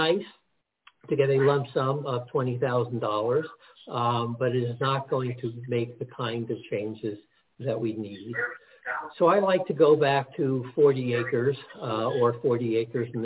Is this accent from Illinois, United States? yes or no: no; Teaneck, New Jersey, United States; born or raised there; also born or lived in Newark, New Jersey